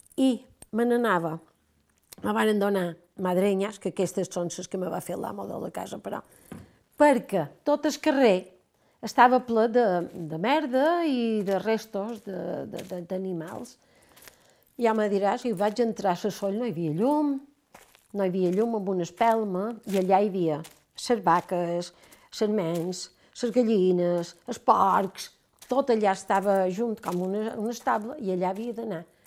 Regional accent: Palma, Balearic Islands, Spain; also born or lived in Valdeón / León; jo venc de Palma

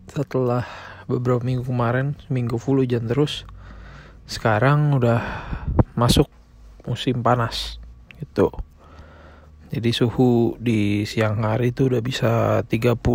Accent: Indonesia; Negara gue tinggal masih jadi nomor satu di dunia. Begitu pula di negara asal gue di Indonesia juga masih cukup banyak.

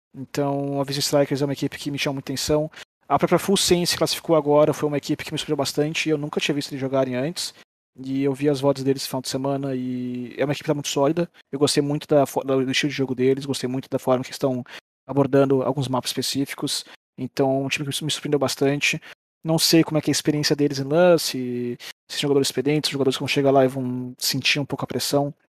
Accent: Brazil; falando como brasileiro

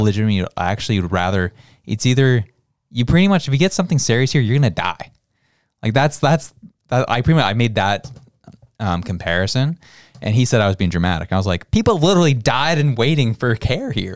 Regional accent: Canada; As a Canadian

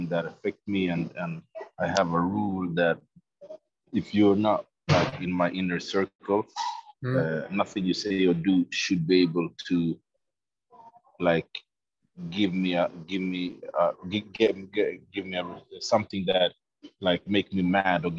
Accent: Sweden; I'm a black man growing up in Sweden

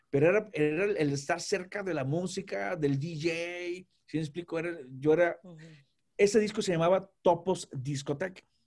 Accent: Tampico, Tamaulipas, Mexico; soy de Tampico.

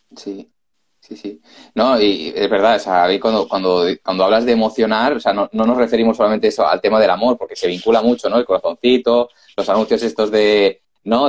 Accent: Barcelona, Catalonia, Spain; nosotros también somos de Barcelona

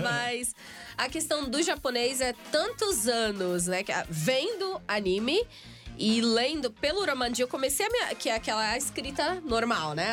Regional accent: Guarujá, São Paulo, Brazil; vários eventos lá em Santos, né? Que é a minha cidade vizinha, sou do Guarujá

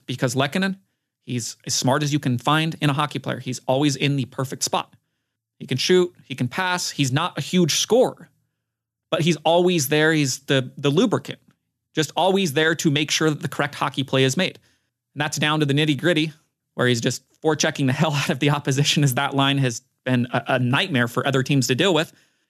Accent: Utah, United States; my hometown basketball team, Utah Jazz.

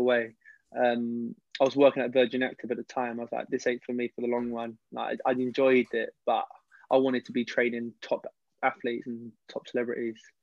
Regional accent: London, United Kingdom; I originally, I come from West London.

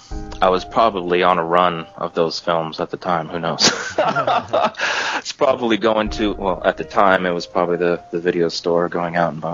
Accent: United States; I'm from the United States

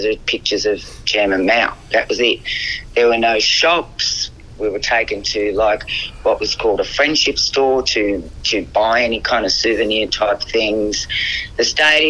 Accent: Melbourne, Victoria, Australia; also born or lived in Essendon; My parents were Estonian. I was born in Melbourne.

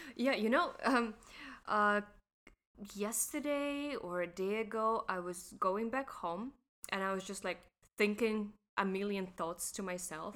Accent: Russia; moved away as an adult; now in Hong Kong; I'm from Russia

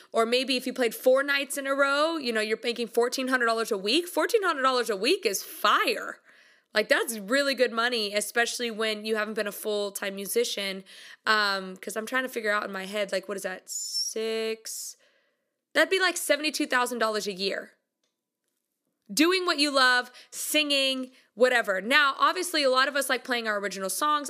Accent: United States; I'm from America

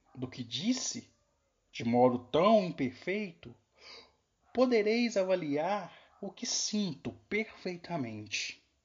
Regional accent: Cordisburgo, Minas Gerais, Brazil; Sou aqui de Cordesburgo, Minas Gerais, terra de Guimarães Rosa

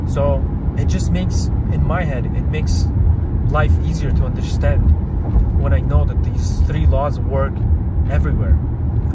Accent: Kazakhstan; I was born in Kazakhstan

